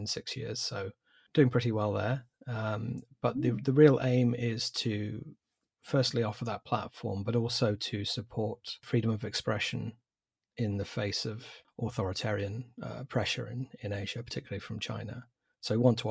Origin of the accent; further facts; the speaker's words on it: England, United Kingdom; moved away as an adult; also born or lived in Tainan, Taiwan / New Taipei City, Taiwan; As you can probably tell from the accent, I'm English